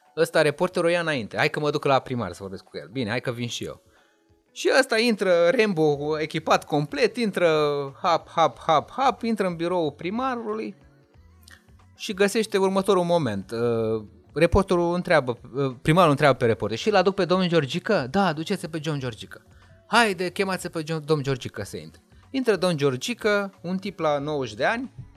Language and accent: Romanian; Moldavia, Romania; eu sunt de la Moldova, de acolo sunt ca și ei.